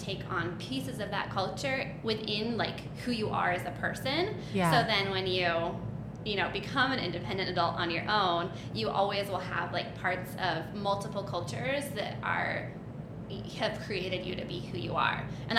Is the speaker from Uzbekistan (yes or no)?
yes; Uzbekistan; I grew up in Central Asia. I moved there when I was 6 years old, and I did all of my schooling and growing up years in this tiny country in the middle of nowhere that no one knows the name of.